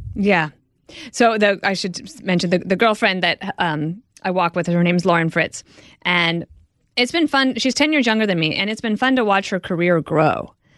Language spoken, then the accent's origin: English; Midwest, United States; moved away; also born or lived in New York; I'm from the Midwest, and when I came to New York at first